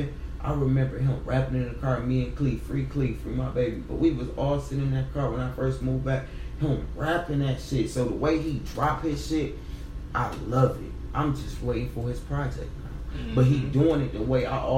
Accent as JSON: {"language": "English", "town": "Pontiac", "region": "Michigan", "country": "United States", "said": "I'm from the North"}